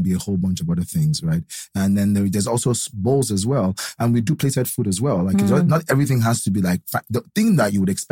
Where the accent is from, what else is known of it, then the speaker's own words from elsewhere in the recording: Nigeria; being a Nigerian. This is our green passport